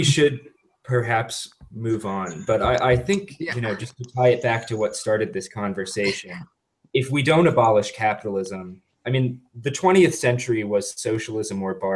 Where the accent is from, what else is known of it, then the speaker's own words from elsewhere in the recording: New Jersey, United States; I'm from Jersey